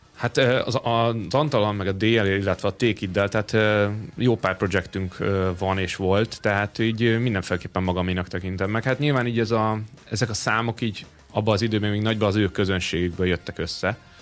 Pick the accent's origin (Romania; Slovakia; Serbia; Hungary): Hungary; Paks, Tolna; Én Pakson nőttem fel.